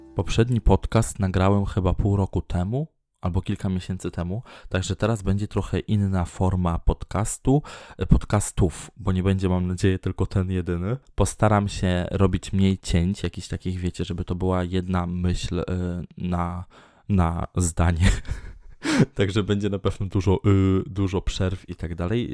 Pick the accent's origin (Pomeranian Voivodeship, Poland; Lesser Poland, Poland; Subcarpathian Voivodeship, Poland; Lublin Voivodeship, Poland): Pomeranian Voivodeship, Poland; Tczew; moved away as an adult; now in Sopot, Poland; mieszkam w Sopocie, y, urodziłem się w Tczewie